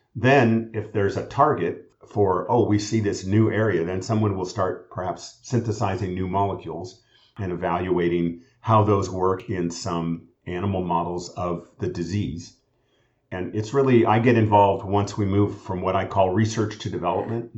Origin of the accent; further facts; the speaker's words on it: California, United States; I'm a Californian and was trained all at University of California schools